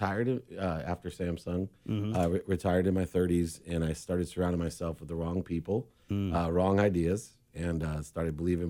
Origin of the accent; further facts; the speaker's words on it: San Diego, California, United States; moved away as an adult; also born or lived in Los Angeles, United States; now in Orange County, United States; But I grew up here in San Diego all the way from Weinberger Elementary, Lewis Junior High School, Patrick Henry High School.